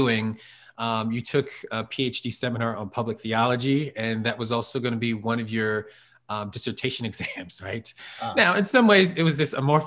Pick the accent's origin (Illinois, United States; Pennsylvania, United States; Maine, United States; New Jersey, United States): Pennsylvania, United States; Norristown; moved away as an adult; also born or lived in Philadelphia; now in Harrisburg, United States; Born and raised in Norristown.